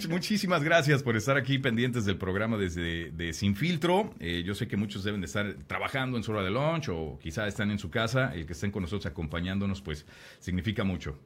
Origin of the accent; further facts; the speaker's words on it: Mexico; como mexicano